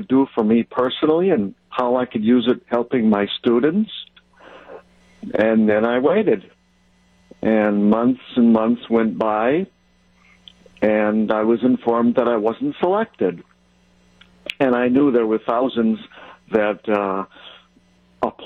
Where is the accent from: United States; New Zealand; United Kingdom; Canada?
United States; Mayville, Wisconsin; now in Elkhorn, United States; I grew up in Mayville. Right now I'm in Elkhorn, Wisconsin.